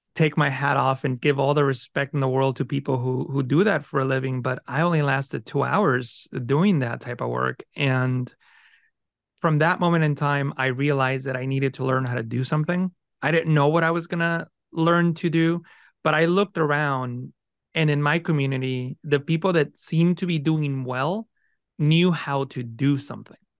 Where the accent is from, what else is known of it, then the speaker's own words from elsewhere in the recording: San Francisco Bay Area, California, United States; first language Spanish; English is a second language; also born or lived in Mexico; I grew up in the San Francisco Bay Area in California with not a lot of means